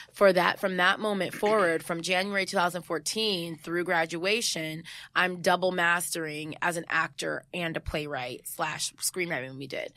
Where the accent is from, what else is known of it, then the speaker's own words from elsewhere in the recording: San Jose, California, United States; moved away; I'm from the Bay